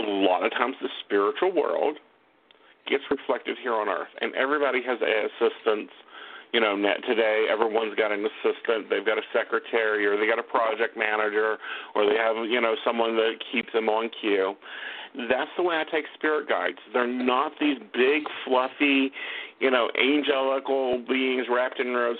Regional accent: Oak Hill, West Virginia, United States; I am from Oak Hill, West Virginia. But, you know, and that's a little tiny town

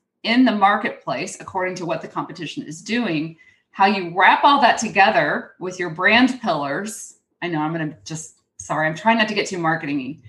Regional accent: Houston, Texas, United States; accent: twang; moved away; I grew up in Houston

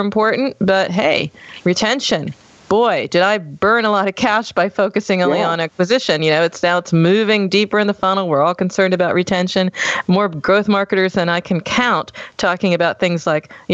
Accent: United States; now in Germany; I'm American. I'm living in Germany

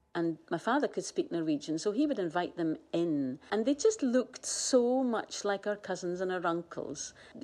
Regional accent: Shetland, Scotland, United Kingdom; I'm a Shetlander. I'm from the Northern Isles. I'm a Scot. I'm part of that Northern European family. I'm a European. I'm a Brit. I'm very comfortably all of those things. I'm a child of the world.

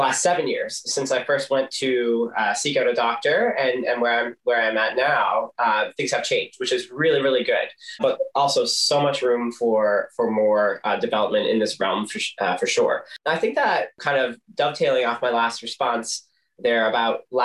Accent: Corner Brook, Newfoundland and Labrador, Canada; I grew up in Cornerbrook

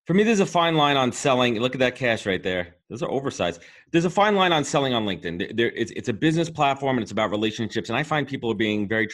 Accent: Brooklyn, New York, United States; based out of my hometown in Brooklyn, New York.

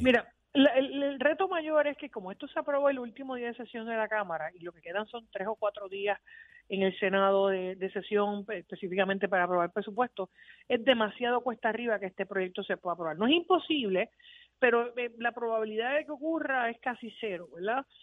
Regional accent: Puerto Rico; nosotros los puertorriqueños que vivimos aquí

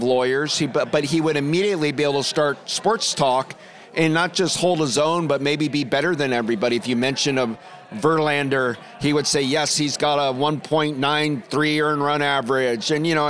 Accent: Toledo, Ohio, United States; Toledo, Ohio, which is on the border of Michigan.

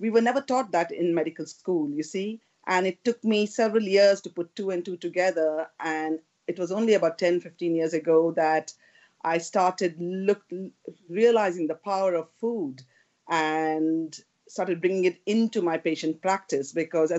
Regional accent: India; moved away as an adult; now in United Kingdom; when I grew up in India

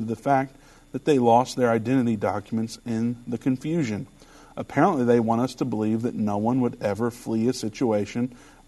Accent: Richmond, Indiana, United States; I might be young, but I am from Richmond, Indiana. So we weren't up with the times necessarily

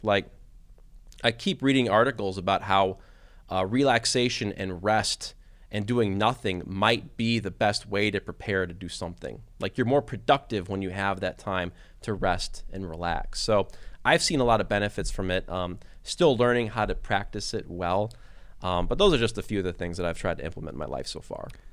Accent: Detroit, Michigan, United States; moved away as an adult; also born or lived in Kentucky / Bowling Green, Ohio; I grew up in Detroit, Michigan

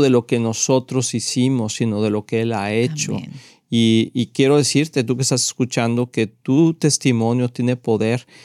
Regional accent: Mexico; nacimos en México

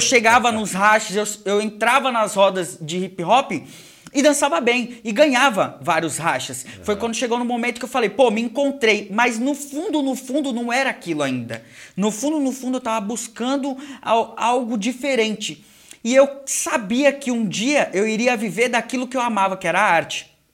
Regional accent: Brazil; aqui no Brasil eu não sou brasileiro, eu sou é japonês. É e aí no Japão eu sou brasileiro

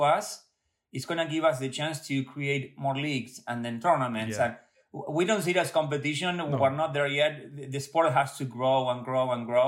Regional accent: Buenos Aires, Argentina; now in Connecticut, United States; born and raised in Buenos Aires

